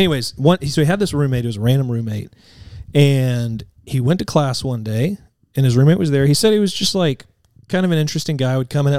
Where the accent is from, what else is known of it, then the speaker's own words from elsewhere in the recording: Vestavia Hills, Alabama, United States; I grew up in Vestavia Hills.